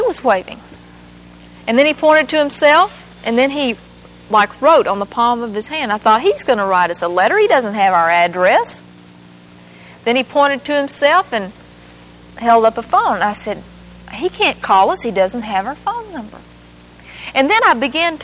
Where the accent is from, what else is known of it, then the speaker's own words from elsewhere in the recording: England, Arkansas, United States; moved away; That's where my hometown is.